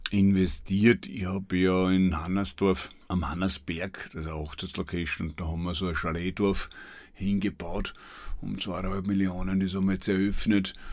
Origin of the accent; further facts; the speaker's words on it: Burgenland, Austria; und ich bin ein Weltreisender, aber das Burgenland ist halt meine Heimat